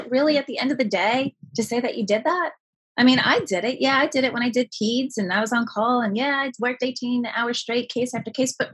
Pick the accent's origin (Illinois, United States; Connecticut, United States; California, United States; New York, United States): New York, United States; New York City; You know, I was born and raised in New York City, Italian immigrant family.